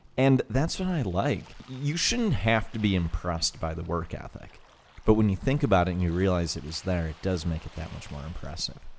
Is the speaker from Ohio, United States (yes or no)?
yes; Toledo, Ohio, United States; where we grew up in Toledo, Ohio.